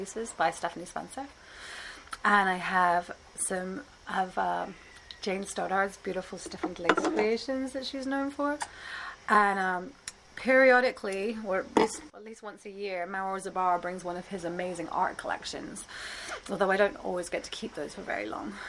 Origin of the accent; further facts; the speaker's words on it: England, United Kingdom; now in New York, United States; I'm from England